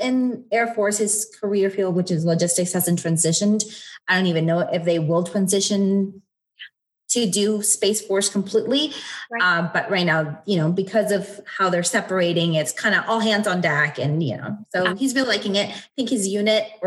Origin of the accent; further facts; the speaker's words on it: East Coast, United States; moved away as an adult; now in Monument, United States; We are originally from the East Coast, so we grew up in the East Coast